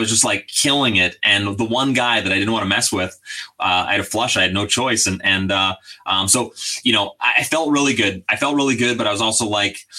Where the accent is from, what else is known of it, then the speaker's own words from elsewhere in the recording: British Columbia, Canada; it's my hometown